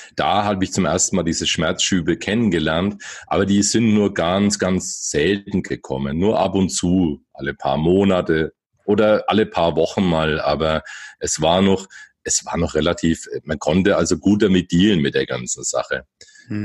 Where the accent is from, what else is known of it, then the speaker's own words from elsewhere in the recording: Bamberg, Bavaria, Germany; now in Bayreuth, Germany; ich bin hier erst hergezogen. Ursprünglich bin ich okay. aus Bamberg.